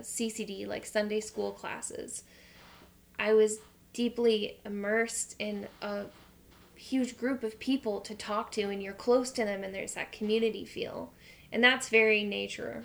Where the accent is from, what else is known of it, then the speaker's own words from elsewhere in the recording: New England, United States; also born or lived in Massachusetts / Vermont; I lived in two separate states, so I grew up half in Massachusetts and half in Vermont.